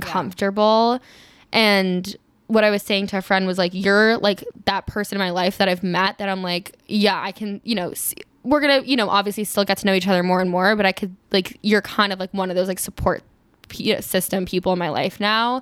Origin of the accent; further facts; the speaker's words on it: East Coast, United States; moved away; I'm from the East Coast